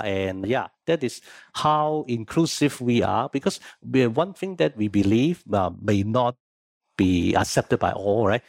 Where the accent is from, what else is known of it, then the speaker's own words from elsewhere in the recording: Hong Kong; moved away as an adult; now in Singapore; I was born in Hong Kong